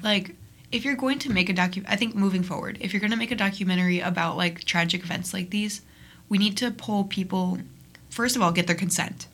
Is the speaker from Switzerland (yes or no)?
no; Niles, Illinois, United States; I'm from Niles, which is the mm-hmm. next town over